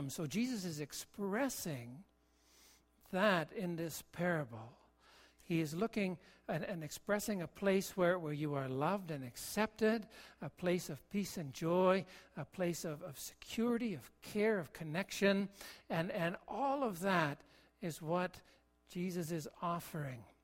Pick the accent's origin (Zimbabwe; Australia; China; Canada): Canada; Ontario; also born or lived in Kentville, Nova Scotia / British Columbia; I, I was born in Nova Scotia, in Kentville, so my birthplace, but I've only been back once and that's not home for me. In, in the years of growing up, my father was a pastor, and, and we lived in Ontario in a couple of places, Barrie and Listowel.